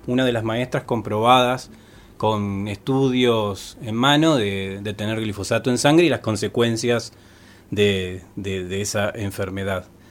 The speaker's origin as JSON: {"language": "Spanish", "town": "Concepción del Uruguay", "region": "Entre Ríos", "country": "Argentina", "moved": "yes", "lives_now": "Paraná, Argentina", "said": "soy de Concepción del Uruguay"}